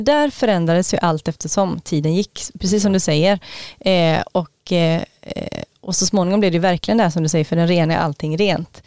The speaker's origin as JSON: {"language": "Swedish", "town": "Gothenburg", "region": "Västra Götaland", "country": "Sweden", "also_born_or_lived": "Knutby", "moved": "yes", "said": "jag mötte gamla vänner från gymnasietiden när jag var hemma på Göteborg"}